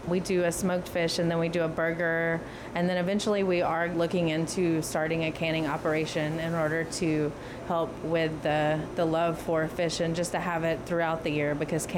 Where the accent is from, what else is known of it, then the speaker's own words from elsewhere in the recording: the South, United States; Southern style, because we are from the South.